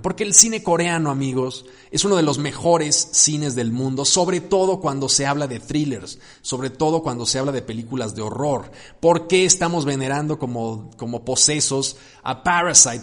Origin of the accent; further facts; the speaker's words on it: Mexico; los mexicanos